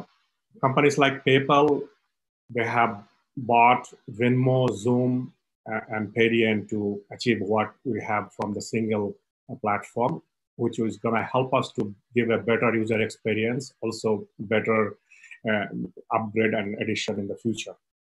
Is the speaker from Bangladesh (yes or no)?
yes; Bangladesh; now in United States; originally I was from Bangladesh, so I have a lot of connection in Bangladesh.